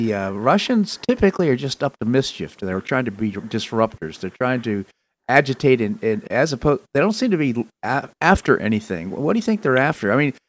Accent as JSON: {"language": "English", "town": "Washington", "region": "District of Columbia", "country": "United States", "tie": "born or raised there", "said": "I grew up in the Washington, D.C. area"}